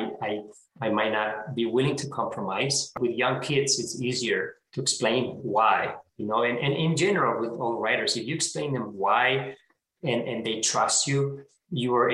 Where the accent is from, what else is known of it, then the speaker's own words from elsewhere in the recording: Spain; moved away; I'm originally from Spain